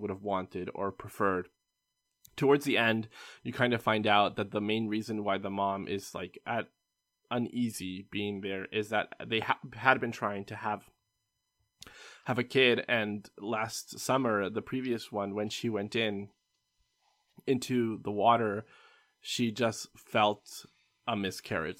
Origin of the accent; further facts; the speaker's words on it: Canada; as a Canadian